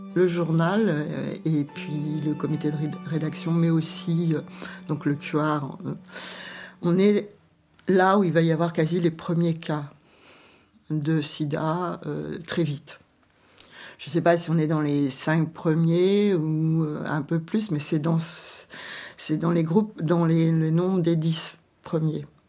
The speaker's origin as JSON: {"language": "French", "town": "Quimper", "region": "Brittany", "country": "France", "also_born_or_lived": "Paris", "moved": "as an adult", "said": "toutes deux, on vient de Quimper"}